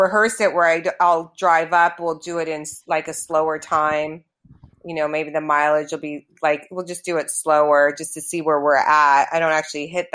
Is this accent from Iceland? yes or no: no; Toronto, Ontario, Canada; now in Los Angeles, United States; I grew up in Canada, in Toronto